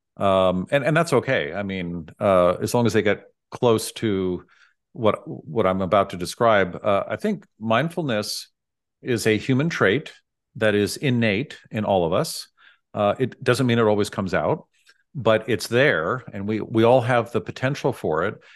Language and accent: English; San Francisco, California, United States; I grew up in San Francisco